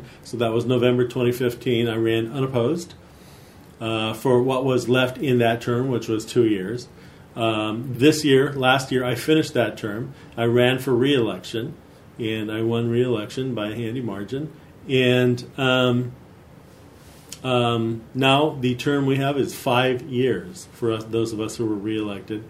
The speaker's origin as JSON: {"language": "English", "town": "San Bruno", "region": "California", "country": "United States", "tie": "born or raised there", "also_born_or_lived": "San Francisco", "lives_now": "San Mateo, United States", "said": "we lived in San Bruno. I was five. We moved in 58. San Bruno was still a very small town on the peninsula. Four houses away, we had a row of eucalyptus trees, and beyond that, cows all the way to Daly City. So it was a great place to grow up"}